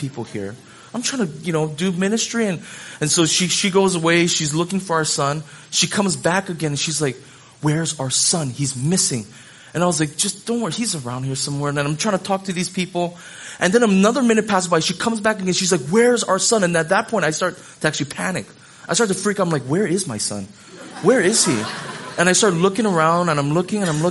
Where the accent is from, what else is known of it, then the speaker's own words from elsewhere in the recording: Hawaii, United States; I grew up in Hawaii